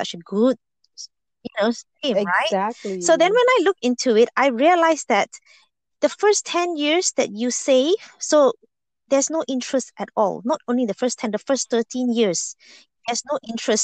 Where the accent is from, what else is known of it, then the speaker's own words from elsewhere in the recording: Malaysia; moved away as an adult; I was born in Malaysia and I grew up there